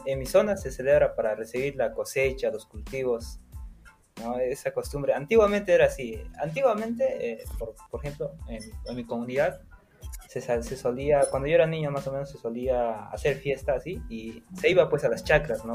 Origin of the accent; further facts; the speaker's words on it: Puno, Peru; also born or lived in Sandia, Puno; yo soy de Puno